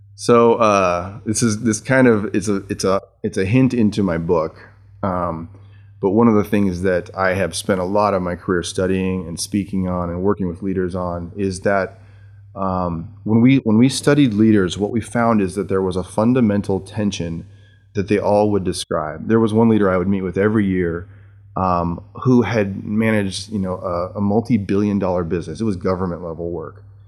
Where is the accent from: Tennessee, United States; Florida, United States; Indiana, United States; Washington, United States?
Washington, United States; Seattle; also born or lived in Jackson, Michigan; I was born in, in, uh, Jackson, Michigan, near Spring Arbor University, and moved to Seattle when my parents took